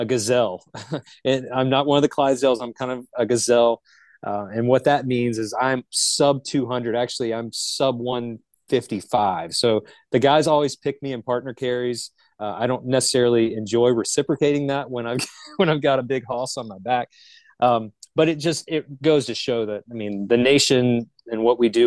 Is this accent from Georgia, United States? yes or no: no; Charlotte, North Carolina, United States; I'm originally from Charlotte. I'm what the locals consider a unicorn. There's not many of us that are actually born and raised in the Charlotte vicinity